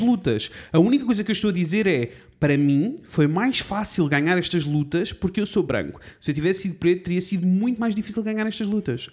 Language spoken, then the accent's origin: Portuguese; Coimbra, Centro, Portugal; born or raised there